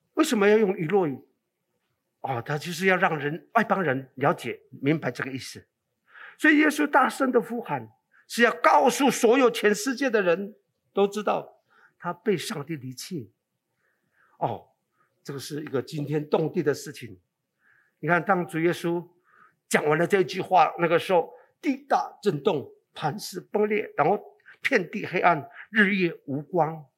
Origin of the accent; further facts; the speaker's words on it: Taiwan; also born or lived in Qicaihu (ancestral homeland, Nantou); now in Hualien, Taiwan; 这个是我们布农族单色群，我是单色 群的一个，啊，的一个后代